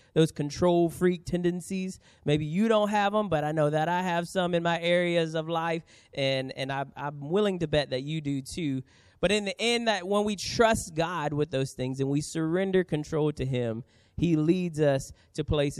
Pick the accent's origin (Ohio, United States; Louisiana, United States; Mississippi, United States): Louisiana, United States; New Orleans; now in San Diego, United States; I grew up in New Orleans.